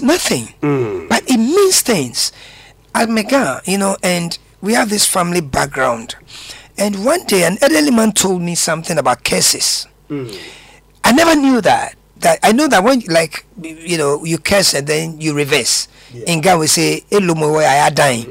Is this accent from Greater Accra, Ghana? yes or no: yes; Accra, Greater Accra, Ghana; I grew up around Kanishi